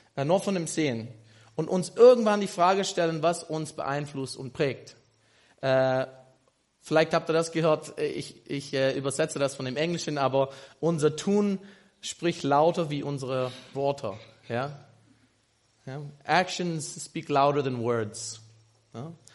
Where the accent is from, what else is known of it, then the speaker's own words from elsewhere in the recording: United States; German is a second language; moved away as an adult; now in Germany; Ich komme aus den USA, aus Amerika, bin hier in Doxadeo seit, oh, äh, ich glaube, knapp vier Jahren